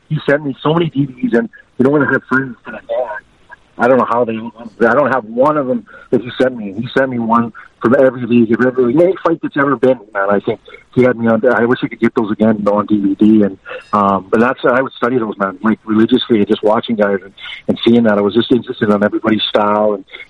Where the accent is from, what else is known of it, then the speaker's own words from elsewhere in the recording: California, United States; I'm from California, no Bakersfield, never heard.